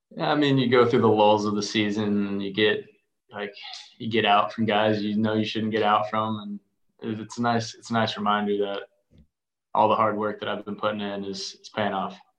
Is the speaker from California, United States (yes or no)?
no; Arizona, United States; growing up in Arizona